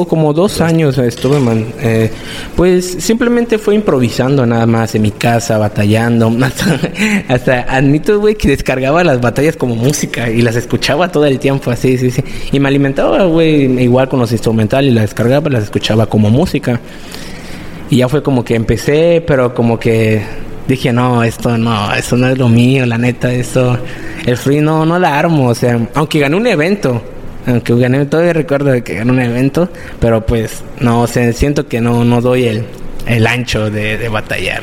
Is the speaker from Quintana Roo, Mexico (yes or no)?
yes; Playa del Carmen, Quintana Roo, Mexico; also born or lived in Cancún; nací en Cancún, pero prácticamente solo nací allá y me, trajeron para acá en playa. O sea, solo... Pues tengo mis 18 años acá en playa